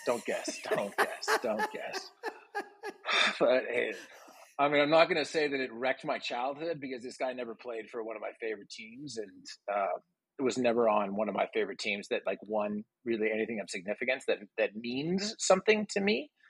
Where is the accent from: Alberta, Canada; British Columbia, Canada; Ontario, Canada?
Ontario, Canada; Toronto; now in Austin, United States; I was from Toronto